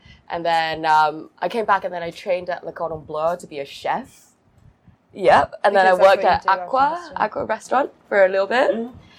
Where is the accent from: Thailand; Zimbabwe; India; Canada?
Thailand; Phuket; I come from Thailand.